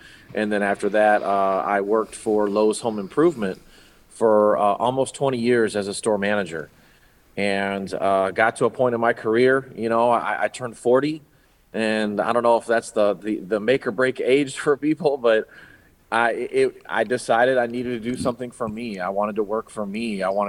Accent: Hobart, Indiana, United States; You know, I grew up here in Hobart. I was born and raised in Hobart, pretty much lived here almost all my life at this point, which is 44 great years. But I went to Hobart High School.

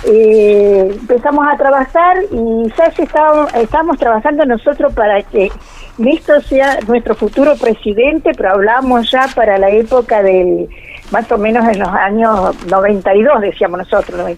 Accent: Río Gallegos, Santa Cruz, Argentina; born there; Yo soy nacida en Río Gallego

